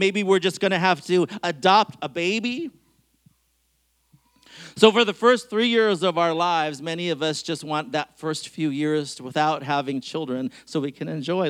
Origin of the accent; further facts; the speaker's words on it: Bellingham, Washington, United States; I grew up in Bellingham, Washington